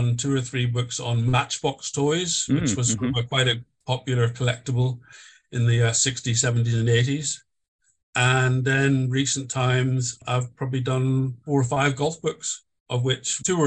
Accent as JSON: {"language": "English", "region": "Northern Ireland", "country": "United Kingdom", "tie": "born or raised there", "also_born_or_lived": "Canada", "said": "I'm Canadian by birth, but brought up in Northern Ireland. I left Canada when I was about 9 months old"}